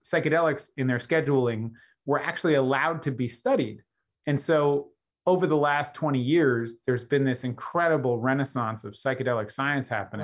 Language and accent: English; Los Angeles, California, United States; my hometown in Los Angeles